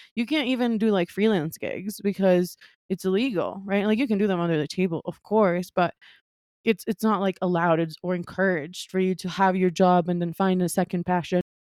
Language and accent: English; Quito, Pichincha, Ecuador; moved away as an adult; also born or lived in New York, United States / Brooklyn, United States; I was born and raised in Ecuador, in Quito, Ecuador